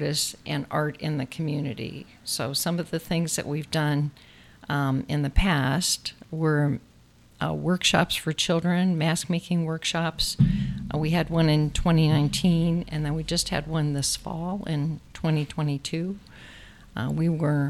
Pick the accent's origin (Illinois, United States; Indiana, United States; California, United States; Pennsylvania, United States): Illinois, United States; also born or lived in Maryland; now in St. Croix, US Virgin Islands; I came from, originally from the Midwest, Illinois, but we moved here from Maryland.